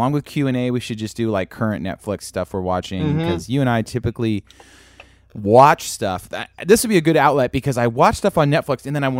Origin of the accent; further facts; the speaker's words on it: Sacramento, California, United States; Yeah, and you're playing my hometown.